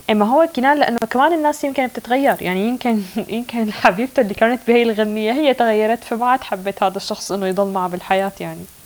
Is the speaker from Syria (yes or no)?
yes; Syria; now in Norway; أنا سورية